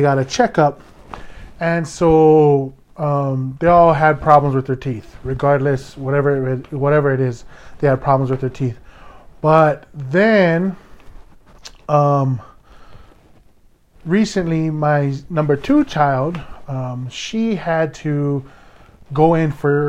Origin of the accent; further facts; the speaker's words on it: Hawaii, United States; I am a Hawaiian